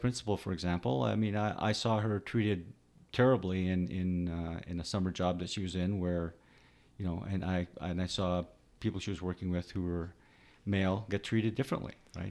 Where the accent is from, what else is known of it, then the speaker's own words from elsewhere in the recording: Canada; born there; I grew up with a little bit of an accent because my parents had an accent, even though I was born in Canada.